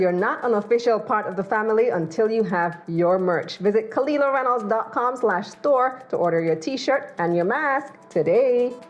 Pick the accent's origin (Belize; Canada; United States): Belize; I'm from Belize